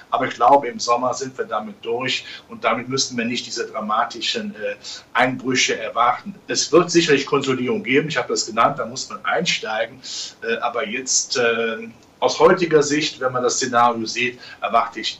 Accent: Rhineland, Germany; ich als Rheinländer in der Karnevalssprache

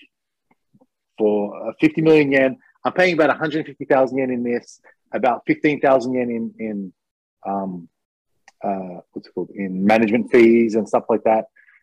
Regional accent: Australia; now in Japan; I'm Australian

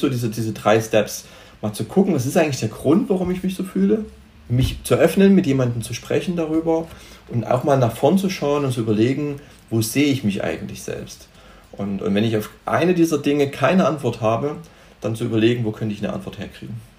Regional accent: Germany; also born or lived in Cyprus; als Deutsche

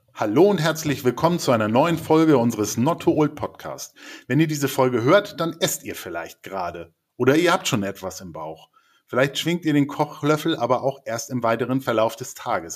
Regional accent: Lübeck, Schleswig-Holstein, Germany; ich komme aus Lübeck, die erste McDonalds-Filiale aufgemacht hat

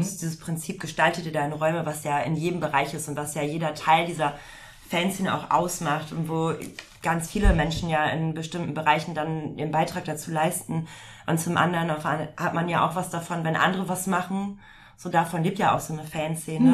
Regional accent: Emsland, Lower Saxony, Germany; now in Hamburg, Germany; ich komme ja auch nicht gebürtig aus Hamburg, sondern aus dem Emsland

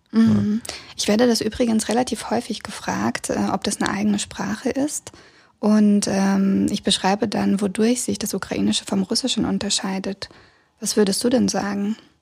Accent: Kazakhstan; moved away; ich wurde in der Sowjetrepublik Kasachstan geboren und habe bis 92 in dem Land ähm, gelebt

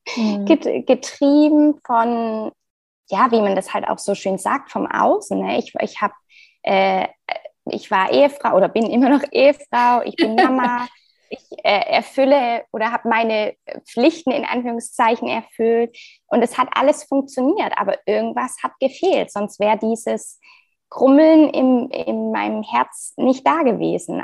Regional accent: Frankfurt, Hesse, Germany; ich bin aus Frankfurt, bin liebe Frankfurt

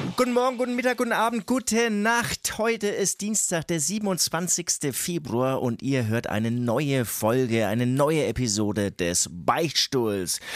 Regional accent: Herzogenaurach, Bavaria, Germany; aus Herzogenaurach, aus dem tiefsten Mittelfranken kommen, Alter, ähm, leider auch immer noch so ein kleiner Sprachfehler, den ich nicht wegbekomme

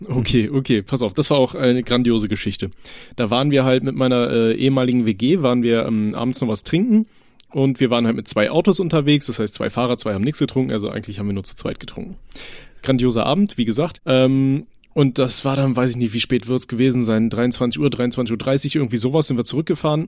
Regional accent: Aachen, North Rhine-Westphalia, Germany; moved away; Ich komme ja äh, gebürtig aus Aachen

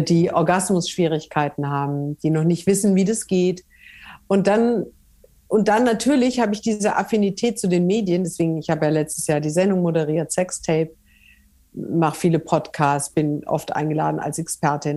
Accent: Franconia, Bavaria, Germany; moved away; also born or lived in northern Germany; ich bin ja Fränkin

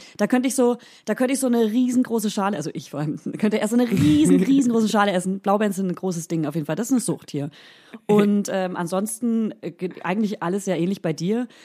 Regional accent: Hof region, Franconia, Bavaria, Germany; accent: Franconian; moved away; ich komme ja aus der Region Hof, aus einem ganz kleinen Bauerndorf

